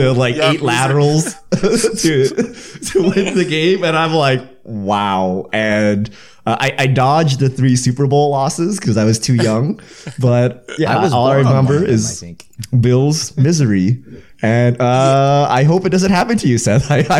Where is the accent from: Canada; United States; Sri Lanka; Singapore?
Canada; so I grew up in Canada.